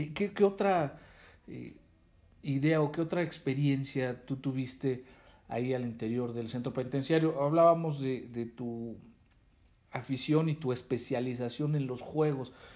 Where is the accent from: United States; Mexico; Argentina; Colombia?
Mexico